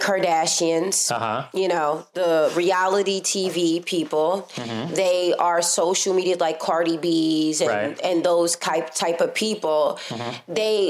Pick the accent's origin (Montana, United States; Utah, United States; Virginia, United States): Virginia, United States; now in New York, United States; I'm from Virginia